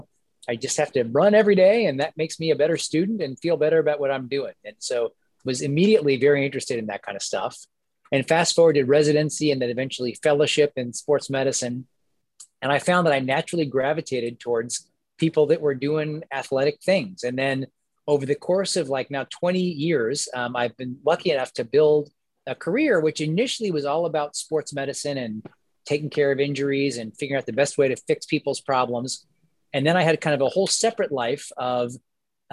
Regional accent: Kansas City, Missouri, United States; I was born in Kansas City, Missouri.

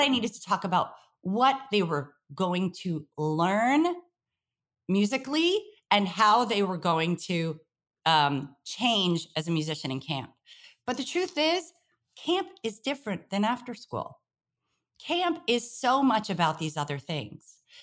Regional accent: New York City, New York, United States; I grew up in Brooklyn, a family of teachers

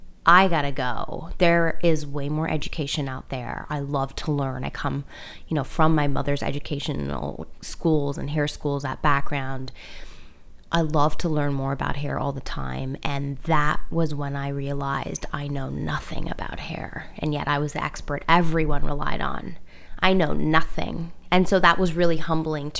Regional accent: Toronto, Ontario, Canada; moved away as an adult; also born or lived in Iran; now in New York, United States; I grew up born in Iran, grew up in Toronto

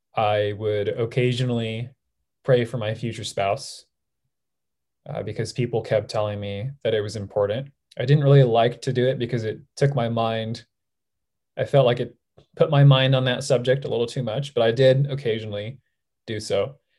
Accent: Southern California, United States; I grew up in Southern California my whole life.

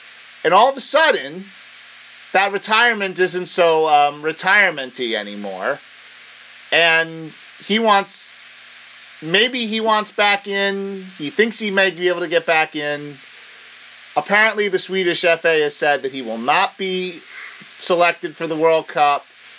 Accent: United States; As an American, I don't know that feeling, but as a as a French, with French ancestry

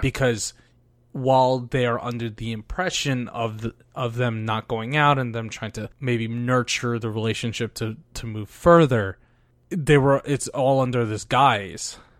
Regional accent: United States; us growing up in America

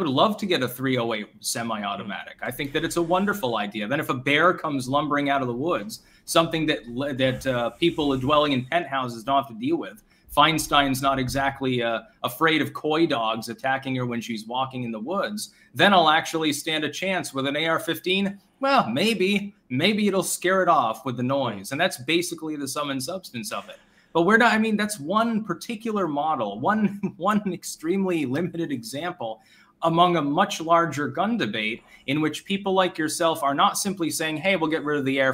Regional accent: Vermont, United States; my home state of Vermont

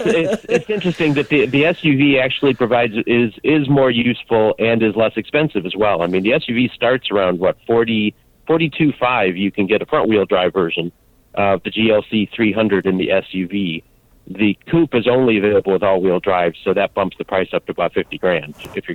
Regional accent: Chicago, Illinois, United States; I grew up in Chicago area

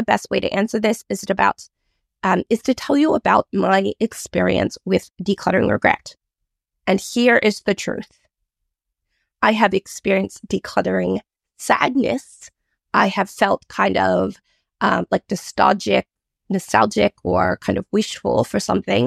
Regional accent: United States; moved away as an adult; now in Australia; I've been living in Australia for almost 20 years, but I grew up in America in the 90s.

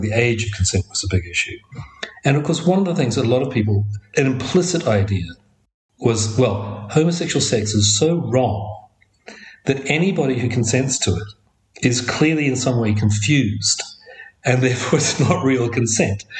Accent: Auckland, New Zealand; I grew up in Auckland in a neighborhood. Well, if I say Howick, which is what we used to call it

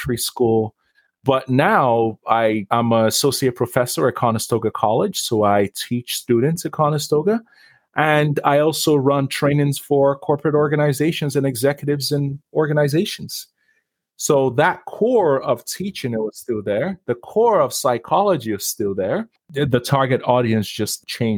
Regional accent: Lagos, Nigeria; now in Canada; I was born and raised in a wonderful country in West Africa called Nigeria. I was born in Lagos

